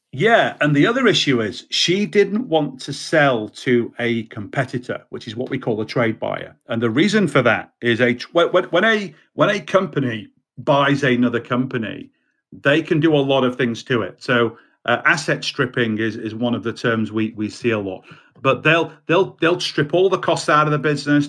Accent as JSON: {"language": "English", "country": "United Kingdom", "also_born_or_lived": "Baltimore, United States", "said": "I'm a Brit"}